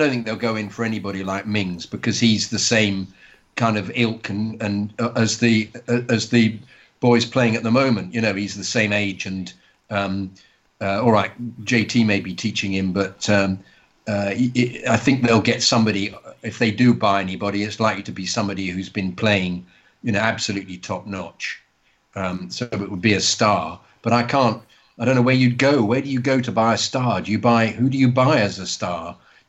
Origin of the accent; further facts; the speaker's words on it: Sweden; English is a second language; As a kid that is born and raised in Sweden with Chilean parents that is of pure Spanish descent